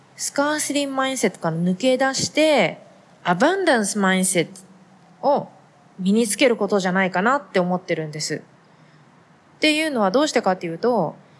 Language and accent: Japanese; Japan; moved away as an adult; now in United States; 同じ日本人、日本で生まれ育った日本人